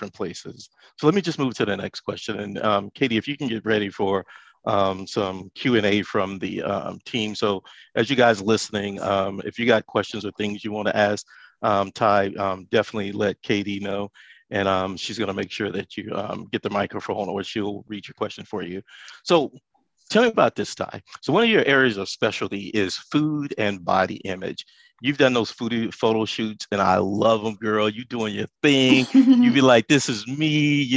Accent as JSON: {"language": "English", "region": "Texas", "country": "United States", "said": "I'm from Texas"}